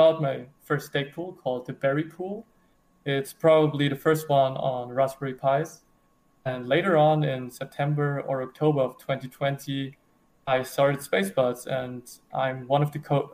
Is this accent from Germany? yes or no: yes; Germany; I'm from Germany.